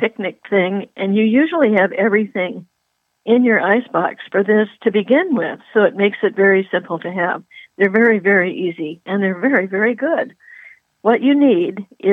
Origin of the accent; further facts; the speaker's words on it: Puget Sound, Washington, United States; moved away; I grew up on Puget Sound